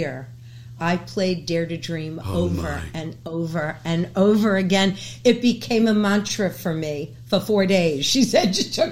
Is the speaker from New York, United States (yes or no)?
yes; New York City, New York, United States; I was born and raised in New York City